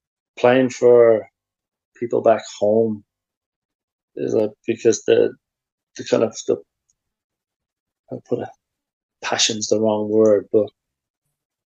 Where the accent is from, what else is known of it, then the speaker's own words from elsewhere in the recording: Ireland; moved away as an adult; also born or lived in Sweden; you go away as an Irish person